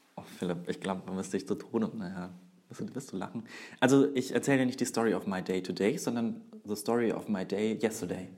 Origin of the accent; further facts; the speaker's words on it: Würzburg, Bavaria, Germany; Ich bin Würzburger